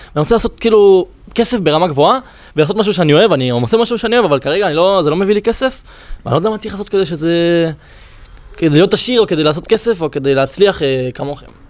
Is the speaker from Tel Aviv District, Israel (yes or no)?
yes; Holon, Tel Aviv District, Israel